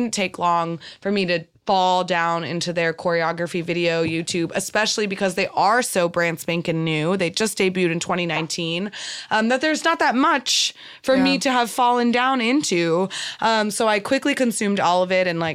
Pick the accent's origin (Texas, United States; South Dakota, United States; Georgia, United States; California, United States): Texas, United States; now in Los Angeles, United States; Shannon and I grew up in Texas